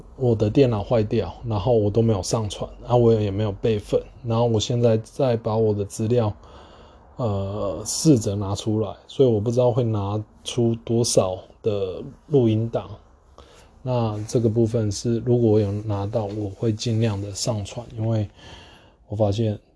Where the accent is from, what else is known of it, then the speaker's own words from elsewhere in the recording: Taiwan; 我们台湾人用的中文